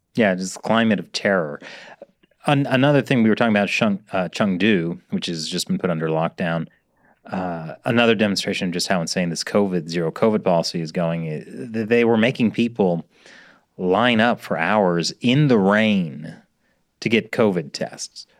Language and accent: English; California, United States; I'm from California